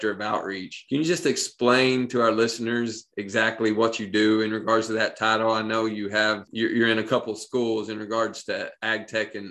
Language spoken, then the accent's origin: English; Appalachia, United States; I'm from Appalachia. And on paper, that's my home